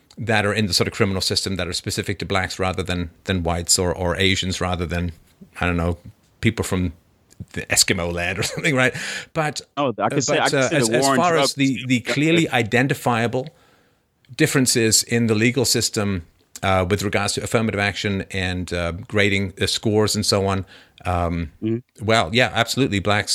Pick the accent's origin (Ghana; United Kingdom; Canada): Canada; I mean, I grew up in Canada, right?